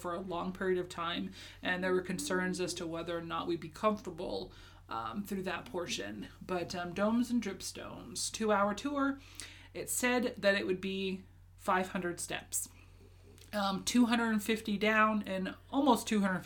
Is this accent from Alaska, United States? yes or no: yes; Alaska, United States; also born or lived in Japan / Kentucky; I was born and raised in Alaska, lived here almost my entire life, with the exception of 1 year in Japan and 2 years in Kentucky with you.